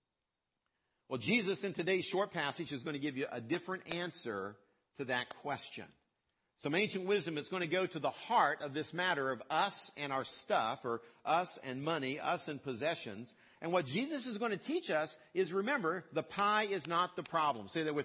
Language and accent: English; West Virginia, United States; I grew up in West Virginia